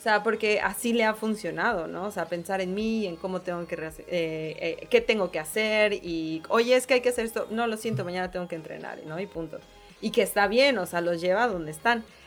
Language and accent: Spanish; Mexico City, Mexico; accent: chilanga; moved away as an adult; now in Monterrey, Mexico; Y yo, de Ciudad de México